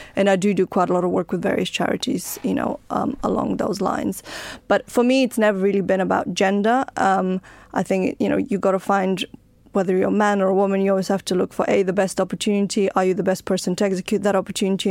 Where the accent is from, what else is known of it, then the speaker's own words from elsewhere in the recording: Bulgaria; now in United Kingdom; I was born in Bulgaria, I came to live in the United Kingdom